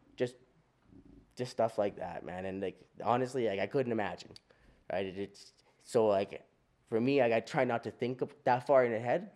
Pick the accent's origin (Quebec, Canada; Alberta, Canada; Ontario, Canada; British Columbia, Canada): Alberta, Canada; Calgary; we're all from Calgary, we're all from Forest Lawn